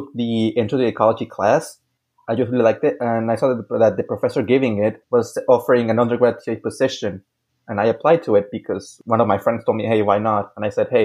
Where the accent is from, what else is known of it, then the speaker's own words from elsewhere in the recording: Mexico; also born or lived in Hidalgo, Texas; I was born in Hidalgo, Texas, but lived most of my life in Mexico